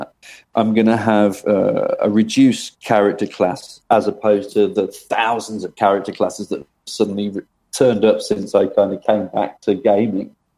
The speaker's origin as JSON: {"language": "English", "town": "Birmingham", "region": "West Midlands", "country": "United Kingdom", "tie": "born or raised there", "said": "I was born in Birmingham in England, and I was born in a place called Moseley"}